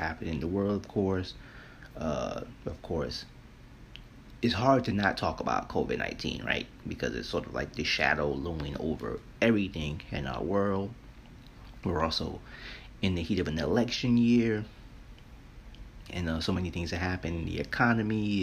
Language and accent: English; New York, United States; living and growing up in New York